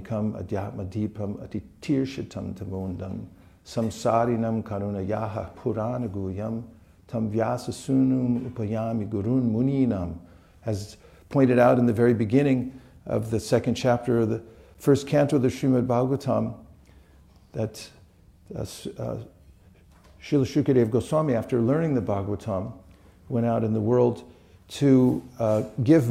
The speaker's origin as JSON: {"language": "English", "region": "California", "country": "United States", "said": "I'm from California"}